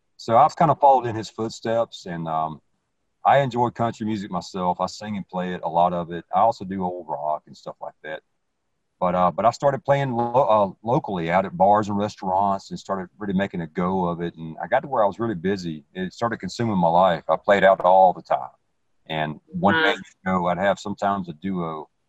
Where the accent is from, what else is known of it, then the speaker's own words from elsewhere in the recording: the South, United States; accent: southern; you may not be able to tell from my where I'm from and my southern accent or whatever